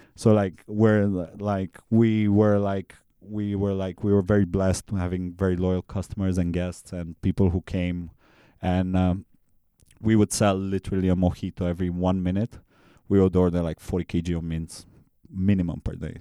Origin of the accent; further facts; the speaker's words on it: Transylvania, Romania; now in Bangkok, Thailand; I'm from Transylvania, Romania